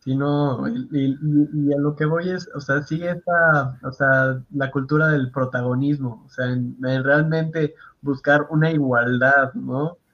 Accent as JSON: {"language": "Spanish", "country": "Mexico"}